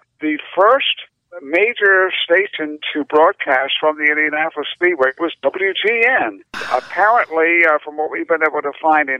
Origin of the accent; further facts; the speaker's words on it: United Kingdom; I'm actually British, although it doesn't sound like it anymore.